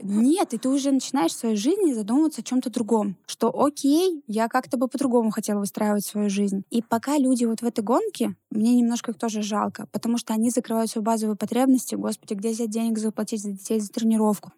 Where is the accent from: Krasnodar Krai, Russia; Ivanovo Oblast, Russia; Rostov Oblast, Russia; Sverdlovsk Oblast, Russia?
Ivanovo Oblast, Russia; Ivanovo; moved away as an adult; now in Yekaterinburg, Russia; Я же не из Екатеринбурга, а я из маленького города, ну, это, в принципе, областной город из города Иваново. И когда в Екатеринбург мы приехали